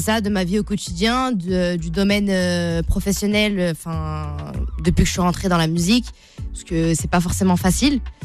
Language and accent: French; Sarcelles, Île-de-France, France; also born or lived in Paris; je suis née à Paris, j'ai grandi à Sarcelles, pour ceux qui connaissent, dans le 95.